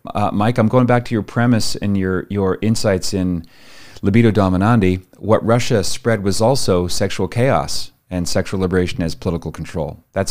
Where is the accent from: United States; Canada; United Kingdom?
Canada; also born or lived in Ottawa; I was born and raised in Canada. I lived in Ottawa for a year.